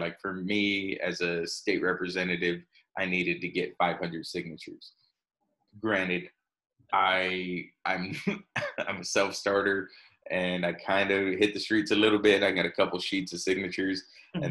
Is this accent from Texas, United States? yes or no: yes; Texas, United States; I'm from Texas